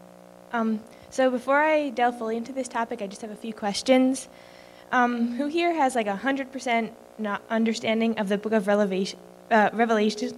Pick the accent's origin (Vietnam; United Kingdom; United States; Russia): United States; we as American Christians